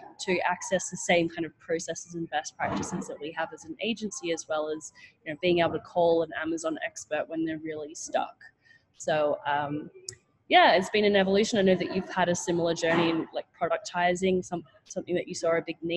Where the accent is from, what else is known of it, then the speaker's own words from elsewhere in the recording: Australia; moved away as an adult; also born or lived in New York, United States; I'm from Australia